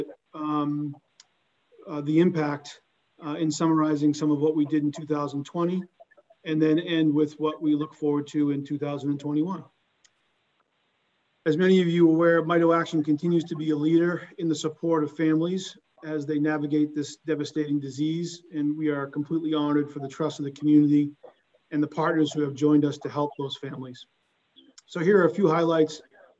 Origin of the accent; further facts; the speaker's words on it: Boston, Massachusetts, United States; accent: thick Boston; a Boston area native